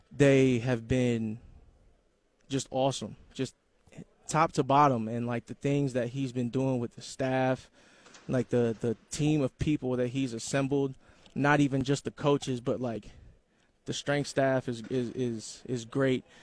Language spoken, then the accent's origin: English; Columbus, Ohio, United States; moved away; I'm from Columbus, Ohio